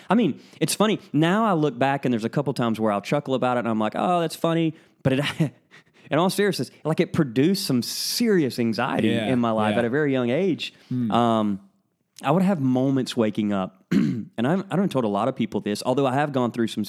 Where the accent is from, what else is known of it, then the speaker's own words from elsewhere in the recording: Lake City, Florida, United States; also born or lived in Alabama / Georgia / Tennessee; So I was born and raised in right outside of Gainesville, Florida, in Lake City.